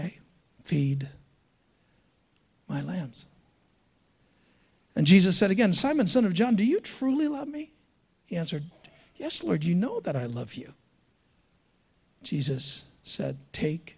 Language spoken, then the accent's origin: English; United States; we Americans, and I love being an American